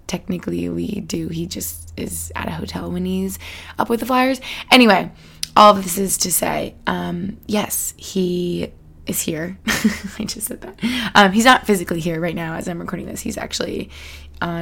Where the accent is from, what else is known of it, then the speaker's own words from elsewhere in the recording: Albany, New York, United States; moved away; I spent some time in Albany, New York. Shout out my hometown where I grew up with my fam